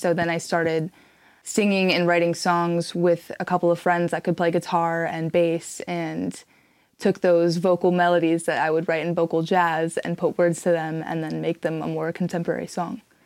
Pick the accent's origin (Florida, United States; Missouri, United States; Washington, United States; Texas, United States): Washington, United States; Seattle; moved away as an adult; now in San Diego, United States; I'm born and raised in Seattle, Washington, and I moved out here to attend the highly esteemed San Diego State University